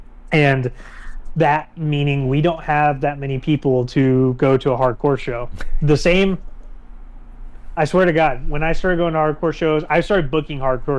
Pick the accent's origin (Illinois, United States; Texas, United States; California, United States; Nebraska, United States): Texas, United States; Lubbock; because I'm from Lubbock, it's like 6 hours away.